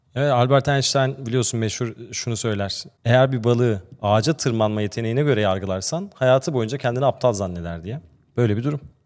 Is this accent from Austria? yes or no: yes; Austria; now in Turkey; Ben Avusturya'da doğdum ve büyüdüm